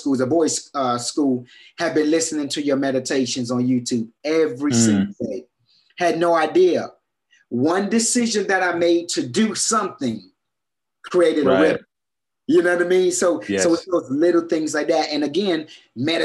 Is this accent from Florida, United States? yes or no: yes; Miami, Florida, United States; I was from Dade County, Miami, Florida, and most kids, most kids don't see it past 13, 14